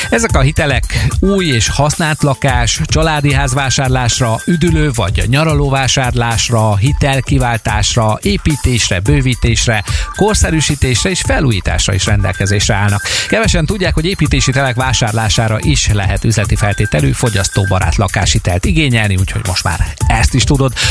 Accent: Békés, Hungary; Velünk Békés megyében, ahonnan származom

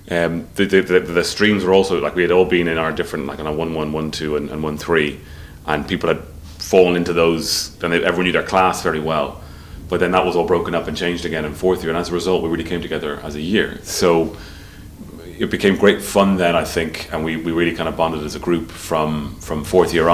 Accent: Dublin, Leinster, Ireland; We grew up in Sandymount.

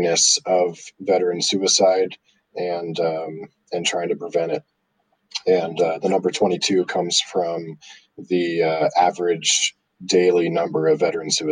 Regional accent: Southern California, United States; Growing up in Southern California, I got to play a Junior World event there

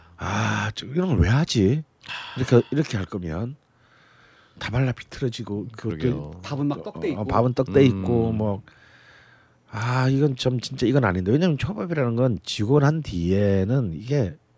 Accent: Busan, South Korea; 전 부산 아닙니까?

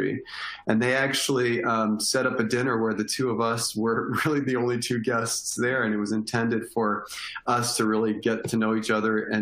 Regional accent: Windsor, Ontario, Canada; moved away as an adult; also born or lived in Northwest Ohio; now in Ohio, United States; I'm originally from Windsor, Ontario, right across the river from Detroit, Michigan in Canada

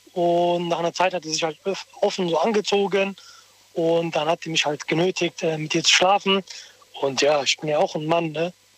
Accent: Rüsselsheim, Hesse, Germany; Ich bin aus Rüsselsheim

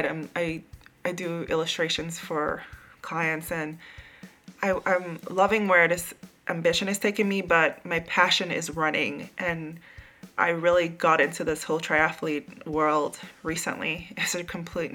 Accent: U.S. Virgin Islands; now in New York, United States; I grew up in St. Croix

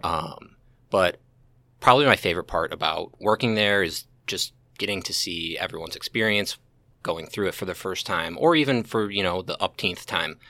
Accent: St. Charles, Missouri, United States; I grew up Saint Charles, uh, been here my whole

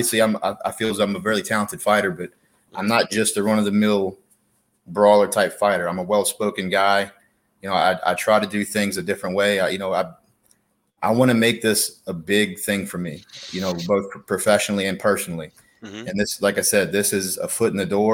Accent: Slidell, Louisiana, United States; I'm from Slidell, Louisiana

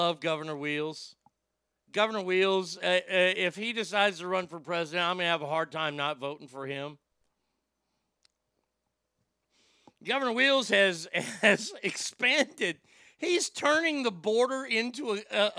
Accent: Garland, Texas, United States; Don't get me started on my bullshit hometown

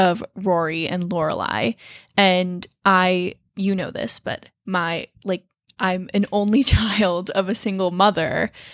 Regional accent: Toms River, New Jersey, United States; I am from Toms River, New Jersey

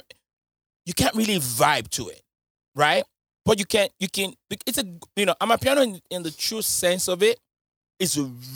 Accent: London, United Kingdom; I'm British. I don't know why, you know, I'm saying our. You know, so like, you know, I'm from London.

